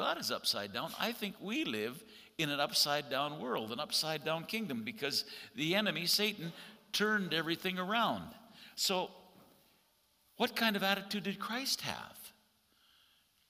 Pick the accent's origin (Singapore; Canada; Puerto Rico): Canada; as a Canadian